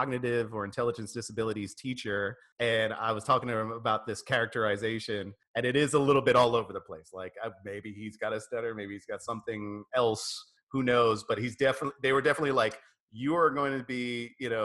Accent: New York, United States; I grew up in New York.

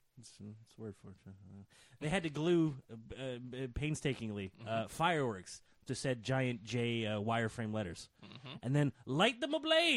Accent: Virginia, United States; As a boy born and raised in Virginia, south enough to be offended by this garbage.

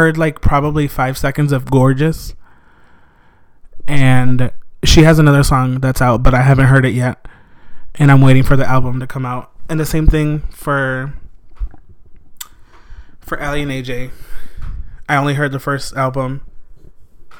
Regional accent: Blue Island, Illinois, United States; also born or lived in Harvey, Illinois; we moved to Blue Island when I was like 3 years old

